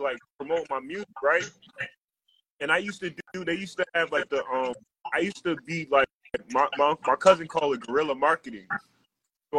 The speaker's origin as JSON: {"language": "English", "town": "Minneapolis", "region": "Minnesota", "country": "United States", "moved": "yes", "lives_now": "Chicago, United States", "said": "I'm originally from Minneapolis"}